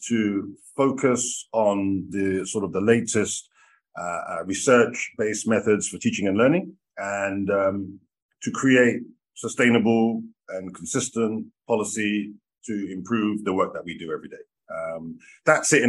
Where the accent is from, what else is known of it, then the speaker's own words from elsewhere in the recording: United Kingdom; moved away as an adult; now in Cairo, Egypt; growing up in the UK, we used to drink from the tap